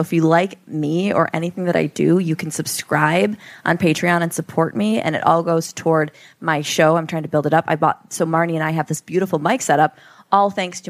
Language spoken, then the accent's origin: English; East Coast, United States; oh, no, I'm from the East Coast.